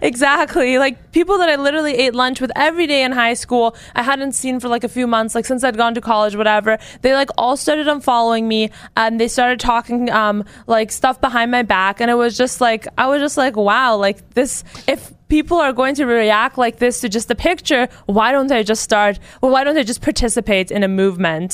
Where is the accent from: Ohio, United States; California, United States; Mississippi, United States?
California, United States; I'm from California